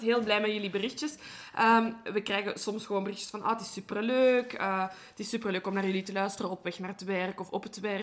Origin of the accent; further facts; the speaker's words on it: Belgium; ik ben van Brabant, Brussel, dus ik ben ervan overtuigd dat ik AN spreek